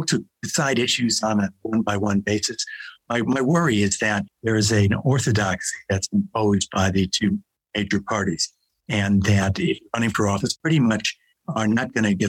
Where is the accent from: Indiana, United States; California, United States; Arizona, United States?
California, United States; speaking as a Californian